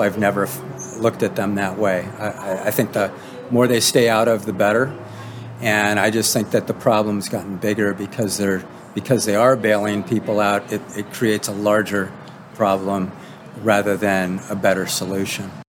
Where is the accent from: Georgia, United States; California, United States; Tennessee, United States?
California, United States; Novato; I am from Novato